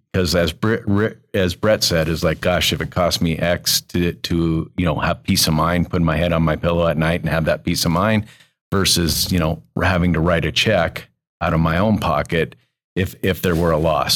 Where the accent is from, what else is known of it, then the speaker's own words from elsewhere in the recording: Billings, Montana, United States; I grew up in Billings